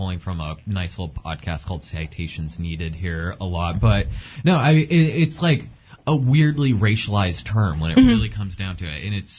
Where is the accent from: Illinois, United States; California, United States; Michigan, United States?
California, United States; San Diego; my hometown of, like, San Diego